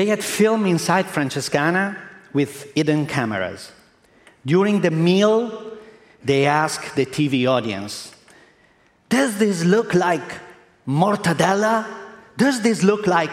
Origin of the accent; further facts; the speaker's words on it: Modena, Emilia-Romagna, Italy; English is a second language; I'm Italian. In April 95, in my hometown in Modena, I opened a small restaurant